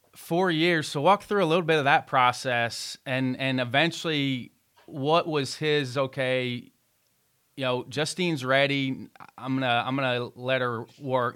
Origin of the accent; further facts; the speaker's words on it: Evansville, Indiana, United States; I grew up in Evansville, Indiana